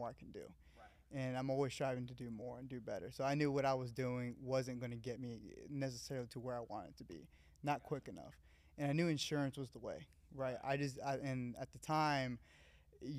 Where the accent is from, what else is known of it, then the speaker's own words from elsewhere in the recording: Woodstock, Georgia, United States; also born or lived in Valdosta, Georgia; I'm actually from Woodstock, north of Atlanta